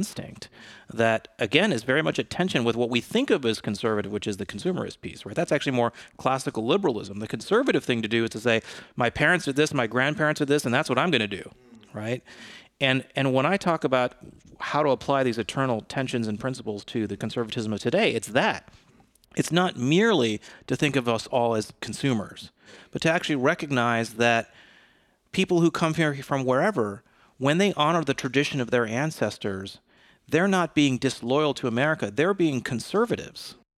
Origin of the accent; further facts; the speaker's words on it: Detroit, Michigan, United States; also born or lived in New York / Boston; I lived in New York for many years, but I grew up in the Detroit area.